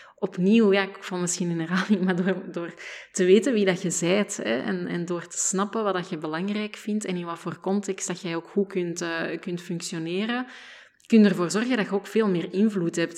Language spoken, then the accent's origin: Dutch; Flanders, Belgium; als Vlamingen